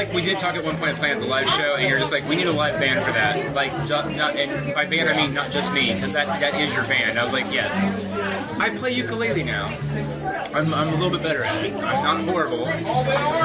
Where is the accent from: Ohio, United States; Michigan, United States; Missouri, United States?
Ohio, United States; Columbus; we're from Columbus, Ohio, and especially that side of town, West Broadside